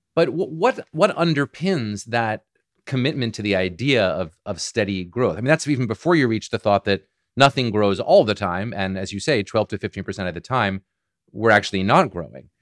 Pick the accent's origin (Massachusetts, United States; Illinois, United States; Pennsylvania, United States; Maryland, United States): Massachusetts, United States; Boston; I'm from Boston and I still live in the Boston area